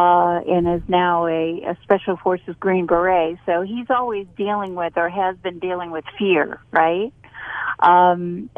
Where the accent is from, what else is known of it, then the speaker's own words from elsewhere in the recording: Boston, Massachusetts, United States; now in North Carolina, United States; I'm from Boston